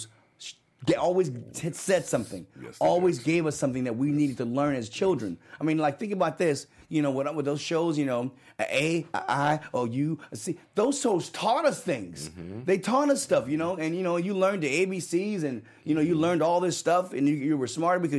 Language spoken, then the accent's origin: English; San Francisco, California, United States; moved away; also born or lived in Los Angeles, California; Because I was from San Francisco, California.